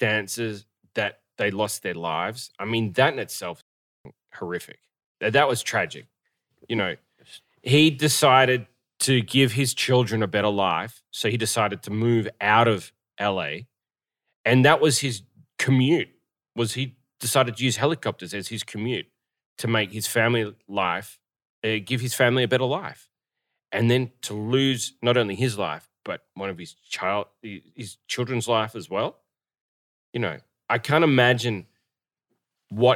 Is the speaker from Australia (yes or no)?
yes; Australia; moved away; my home country of Australia